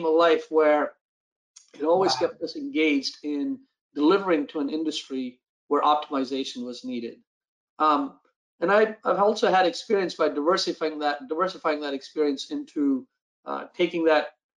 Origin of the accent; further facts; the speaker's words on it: India; also born or lived in East Coast, United States / Silicon Valley / Los Angeles; now in United States; Born and raised in India